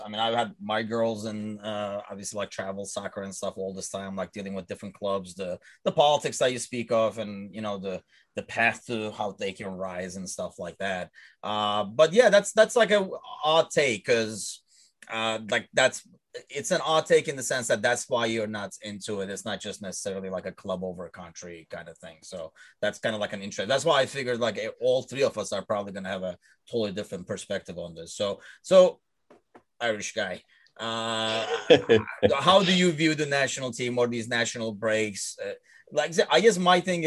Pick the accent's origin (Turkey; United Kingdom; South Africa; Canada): Turkey; moved away; I'm from Turkey. I grew up and I was born into Fenerbahce